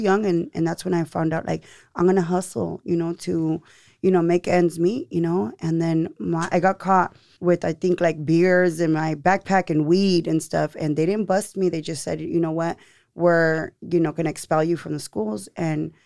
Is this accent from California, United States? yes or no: yes; Seaside, California, United States; also born or lived in Monterey; now in Salinas, United States; I'm from Seaside. Yes. But I live here in Salinas now